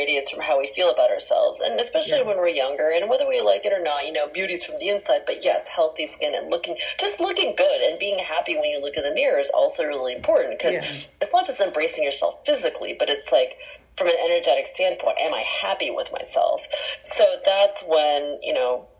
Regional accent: San Francisco, California, United States; also born or lived in Jakarta, Indonesia; I grew up in San Francisco proper, since the age of 7

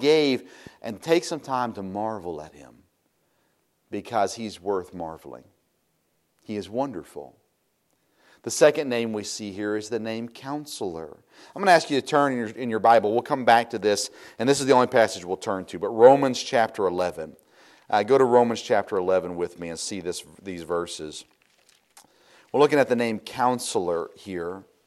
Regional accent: United States; as American Christians

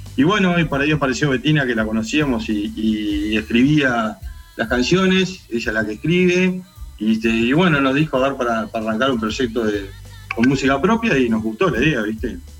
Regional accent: Dolores, Soriano, Uruguay; la banda somos todos de Dolores.

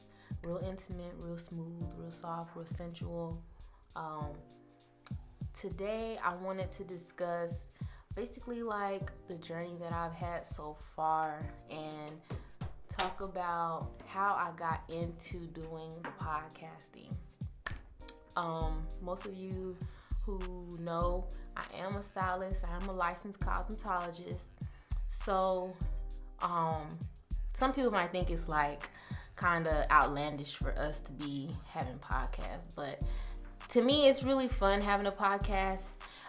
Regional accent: Georgia, United States; also born or lived in Brooklyn; I was raised in Georgia, grew up in Georgia, but I was born in Brooklyn. So, just a quick backstory, I do come from a military background, Jamaican background. My whole entire family is Jamaican.

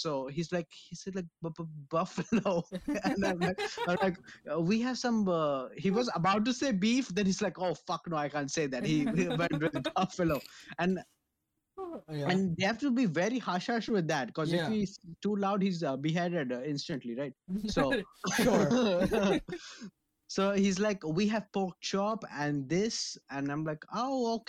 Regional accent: India; I'm Indian as shit.

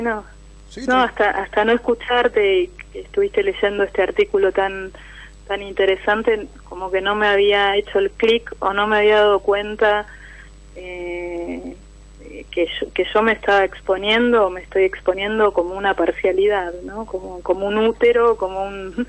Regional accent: San Martín, Argentina; soy de San Martín, con Urbano

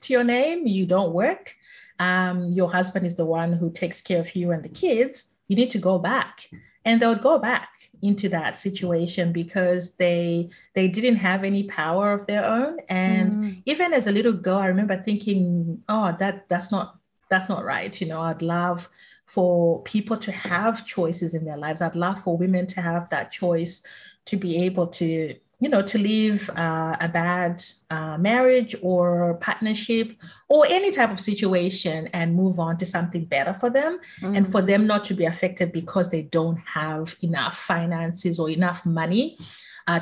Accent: Zimbabwe; now in Australia; I grew up in Zimbabwe

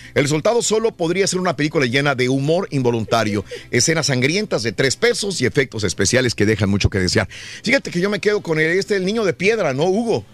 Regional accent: Mexico; a nosotros como mexicanos

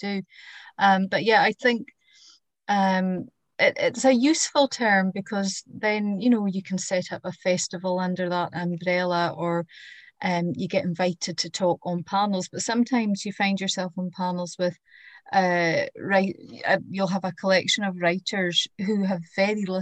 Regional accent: Easter Ross, Scotland, United Kingdom; I grew up in Easter Ross

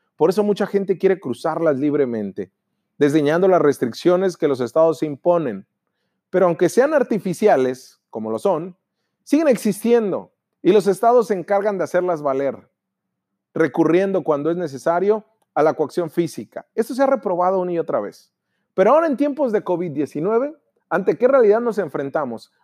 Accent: Mexico

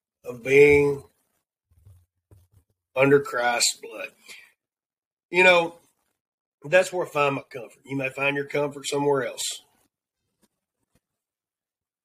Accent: the South, United States; accent: Southern; my Southern accent

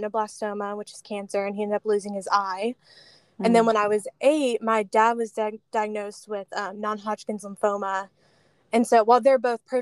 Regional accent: Celebration, Florida, United States; moved away as an adult; also born or lived in Birmingham, Alabama; I grew up in Celebration, sunny Florida

